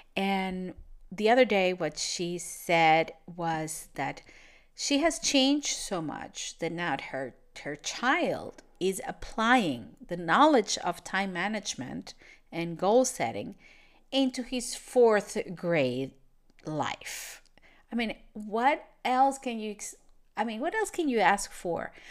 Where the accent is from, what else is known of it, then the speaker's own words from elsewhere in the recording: Venezuela; English is a second language; moved away as an adult; now in Portugal; I'm from Venezuela, and I moved to Europe